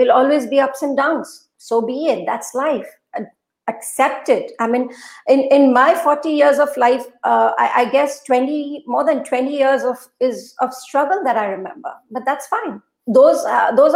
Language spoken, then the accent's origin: English; Assam, India; first language Urdu; English is a second language; moved away as an adult; also born or lived in Guwahati, India / Kolkata, India; now in Dubai, United Arab Emirates; I was born and brought up in Assam. In fact, till 2011, I've been in Assam. I've worked in Guwahati.